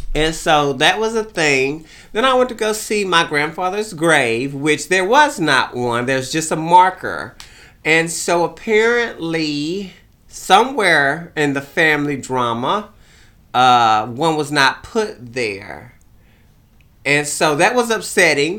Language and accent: English; Beaumont, Texas, United States; moved away; I kinda rode around Beaumont, looked at my hometown